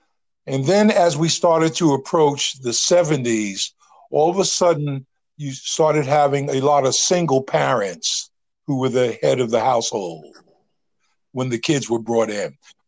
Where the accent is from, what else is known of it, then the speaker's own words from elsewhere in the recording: Northeast, United States; I came from the Northeast.